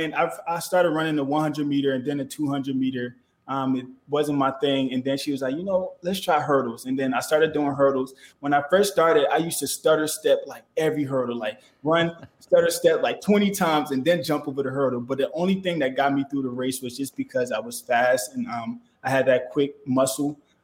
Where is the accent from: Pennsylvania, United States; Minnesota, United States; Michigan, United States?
Pennsylvania, United States; Philadelphia; also born or lived in Liberia; Well, see, I was born in Liberia, but I grew up in Philadelphia, Pennsylvania.